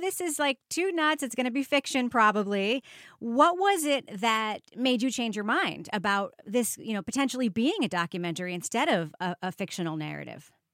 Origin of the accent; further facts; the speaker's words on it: New York, United States; I grew up in New York in the seventies and eighties and nineties